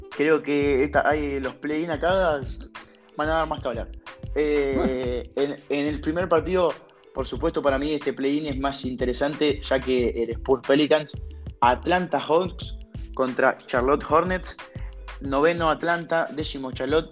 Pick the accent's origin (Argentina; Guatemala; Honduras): Argentina; siendo argentino, siendo un jugador de acá, nacido en nuestro país